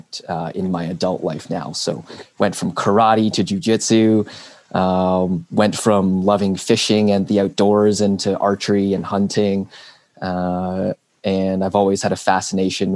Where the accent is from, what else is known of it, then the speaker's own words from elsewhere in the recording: Burlington, Ontario, Canada; I was born and raised here in Burlington